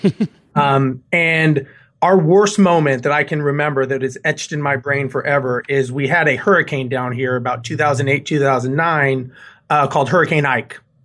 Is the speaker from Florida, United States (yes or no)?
no; Los Angeles, California, United States; also born or lived in Guam; now in Houston, United States; born and raised in Los Angeles.